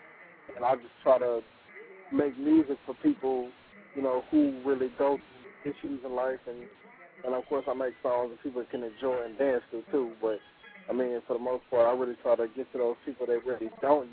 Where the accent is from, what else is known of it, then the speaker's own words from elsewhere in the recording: Fort Worth, Texas, United States; I'm from Fort Worth, Texas